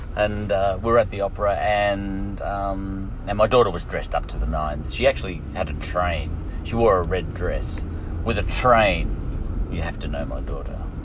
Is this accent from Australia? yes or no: yes; Australia